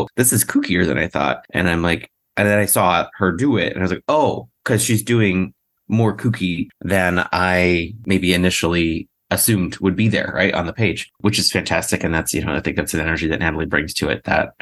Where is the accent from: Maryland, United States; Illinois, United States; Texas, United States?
Illinois, United States; Central; I grew up in Central Illinois